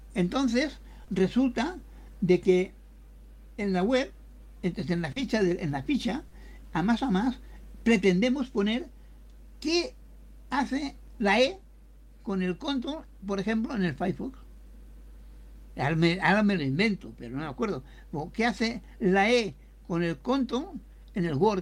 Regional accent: Catalonia, Spain; somos de Cataluña, los dos

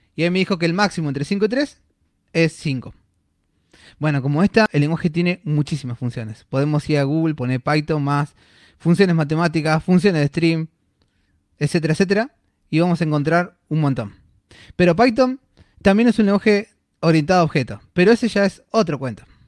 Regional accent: Buenos Aires, Argentina; soy de acá de Buenos Aires

